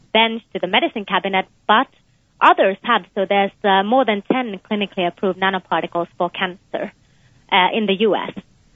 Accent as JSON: {"language": "English", "country": "Finland", "tie": "born or raised there", "also_born_or_lived": "United Kingdom / Texas, United States", "moved": "as an adult", "lives_now": "United States", "said": "I was born in Finland, but I also spent some of my childhood in the UK."}